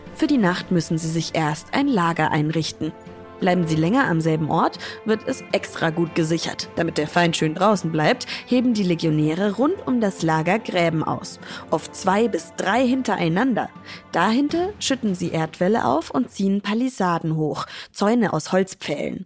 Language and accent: German; Schweinfurt, Bavaria, Germany; in meiner Heimatstadt Schweinfurt